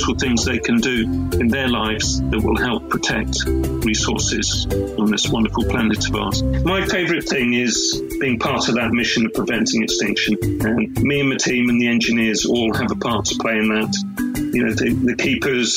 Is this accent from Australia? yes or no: no; Dorset, South West England, United Kingdom; I grew up in the Dorset countryside, and I lived on a farm